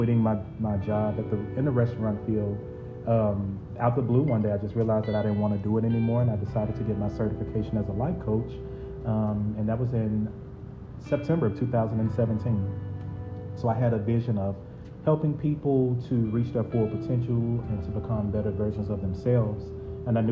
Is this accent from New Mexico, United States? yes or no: no; Memphis, Tennessee, United States; moved away as an adult; also born or lived in Pine Bluff, Arkansas; I'm originally from Memphis, Tennessee, born and raised, M-Town baby